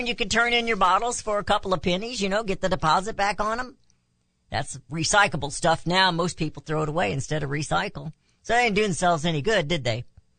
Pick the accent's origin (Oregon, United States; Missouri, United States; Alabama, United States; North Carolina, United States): Missouri, United States; Jamestown; also born or lived in Kansas City area / California, Missouri; When we moved from Kansas City area down to Jamestown, my dad was piano tuner